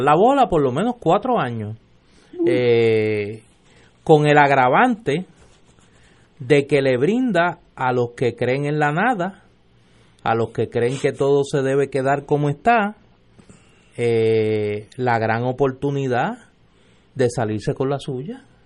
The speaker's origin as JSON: {"language": "Spanish", "town": "Caguas", "country": "Puerto Rico", "said": "mi pueblo de Cagua"}